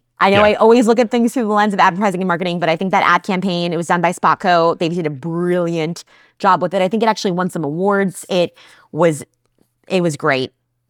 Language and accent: English; New Jersey, United States; I'm a Jersey girl. We're tough. We're unsweetened iced tea people here.